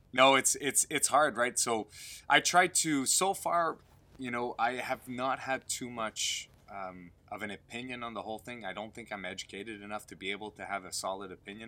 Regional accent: Canada; I'm French Canadian as well

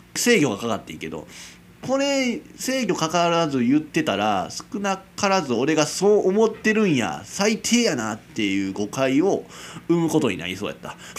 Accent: Kansai, Japan; accent: Kansai dialect; 俺と同じよ関西人なんですよ

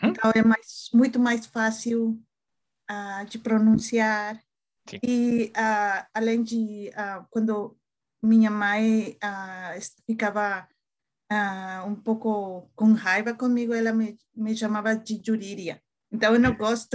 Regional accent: Mexico; Portuguese is a second language; moved away as an adult; now in Minnesota, United States; eu sou mexicana, uhum. uh, mas uh, moro em Minnesota há alguns anos.

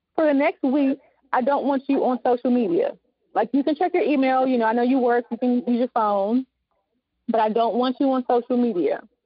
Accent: the South, United States; accent: southern; my my southern accent

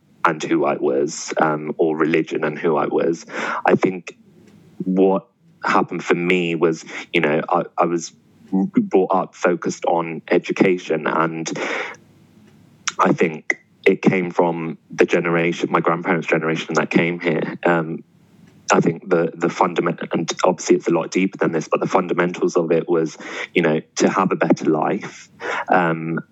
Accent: London, United Kingdom; I grew up in Southall, which was predominantly Asian

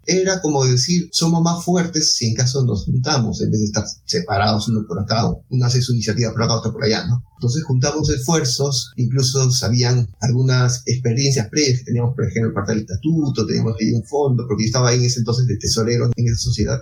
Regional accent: Ica, Peru; Yo soy peruano, nací en Ica, es una ciudad que está al sur de Lima, unos 300 kilómetros al

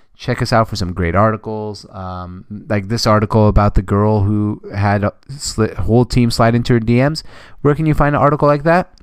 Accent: Seattle, Washington, United States; I am from Seattle

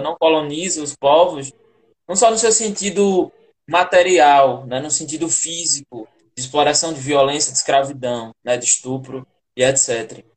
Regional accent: Janduís, Rio Grande do Norte, Brazil; moved away as an adult; eu que venho do sertão profundo aqui do estado, né? Sou do estado de Janduís, lá interiorzão mesmo, Médio Oeste, seca.

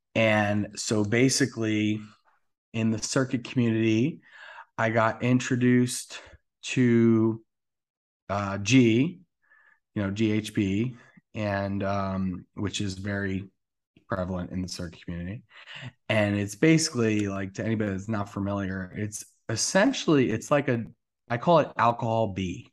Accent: New Jersey, United States; moved away as an adult; also born or lived in Atlanta; now in West Hollywood, United States; I am originally from New Jersey. I was there my whole life.

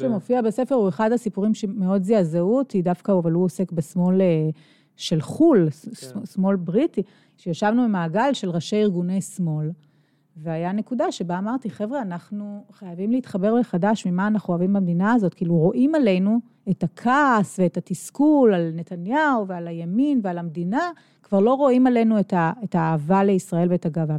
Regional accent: Israel; רוב החיים ש, ש, שגדלתי פה בישראל

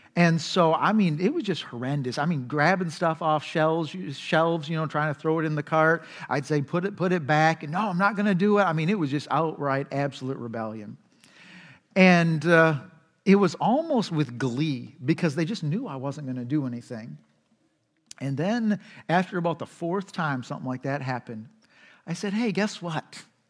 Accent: United States; We as American culture. We're just frantic

